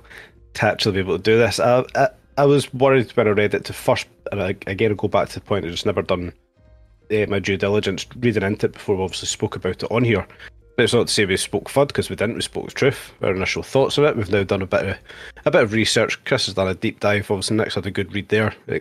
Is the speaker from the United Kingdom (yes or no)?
yes; Scotland, United Kingdom; I am Scottish